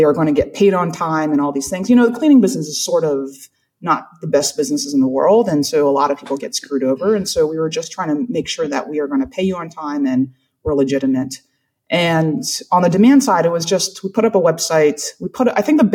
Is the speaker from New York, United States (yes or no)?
no; South Carolina, United States; I'm from South Carolina. So like that's my world.